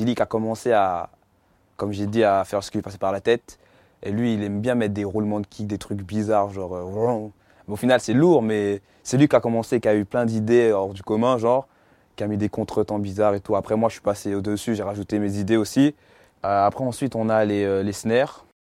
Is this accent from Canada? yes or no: no; Étampes, Île-de-France, France; also born or lived in Martinique; Je prends des cours dans un conservatoire de musique dans ma ville à Étampes.